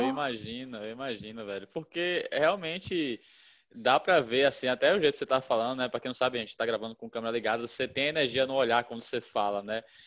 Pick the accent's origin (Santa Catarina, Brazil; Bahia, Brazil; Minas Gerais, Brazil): Bahia, Brazil; Salvador; moved away; eu ia para Salvador, que é minha terra